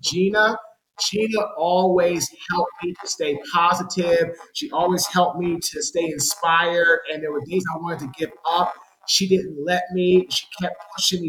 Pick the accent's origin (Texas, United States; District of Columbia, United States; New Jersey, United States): District of Columbia, United States; Washington; moved away as an adult; also born or lived in Jacksonville, Florida / Baltimore, Maryland / Raleigh, North Carolina; I'm from Washington, D.C.